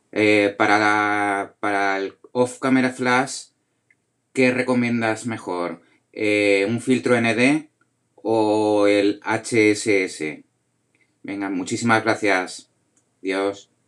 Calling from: Valencia, Valencian Community, Spain; de Valencia.

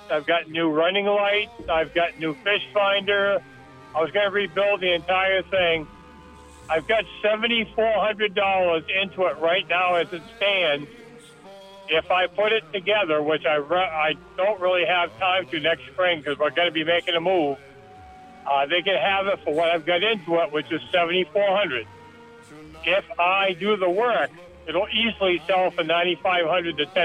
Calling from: Alburgh, Vermont, United States; I'm calling from Alburgh.

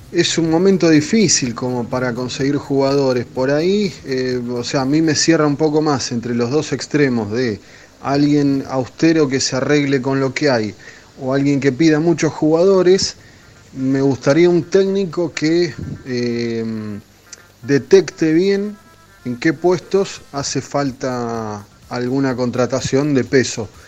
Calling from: Padua, Buenos Aires Province, Argentina; de Padua.

